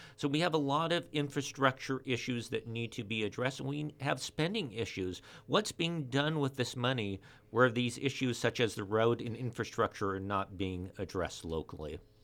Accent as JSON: {"language": "English", "town": "Ventura", "region": "California", "country": "United States", "tie": "born or raised there", "said": "I was born and raised here in Ventura"}